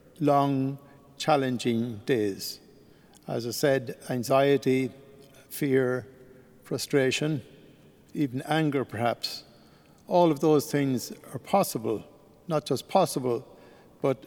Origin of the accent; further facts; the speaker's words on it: Ireland; moved away; being an Irishman, I decided I would go back to Ireland